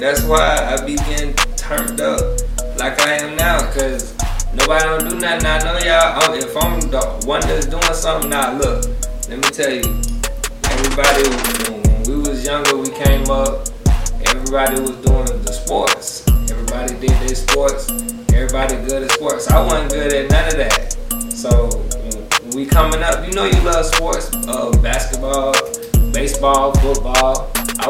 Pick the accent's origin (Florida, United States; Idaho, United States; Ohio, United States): Florida, United States; Lake Wales; also born or lived in Winter Haven, Florida; I'm from Lake Wells, Polk County